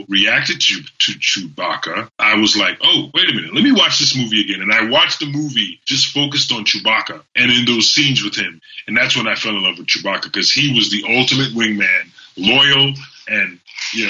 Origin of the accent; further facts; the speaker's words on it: Trinidad & Tobago; I grew up in Trinidad and Tobago.